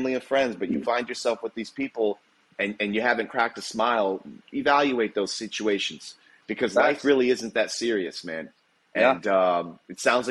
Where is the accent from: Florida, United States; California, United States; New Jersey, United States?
Florida, United States; Palm Coast; We grew up in the Palm Coast area